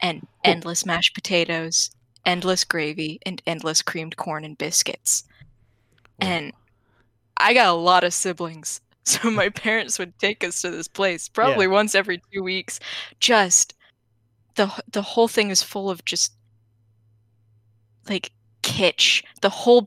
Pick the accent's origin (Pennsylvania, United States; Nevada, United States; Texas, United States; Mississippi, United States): Texas, United States; moved away; I grew up in suburban Texas